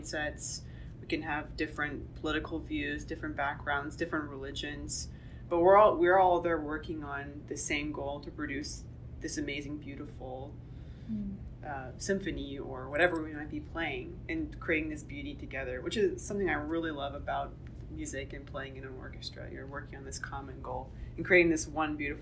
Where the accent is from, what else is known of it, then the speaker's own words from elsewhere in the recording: Texas, United States; I'm from Texas. I grew up in this part, but a lot of my family's in this part, and in Central Texas.